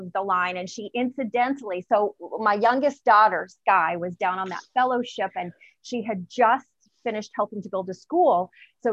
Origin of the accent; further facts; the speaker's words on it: Tampa, Florida, United States; I am from Tampa, Florida.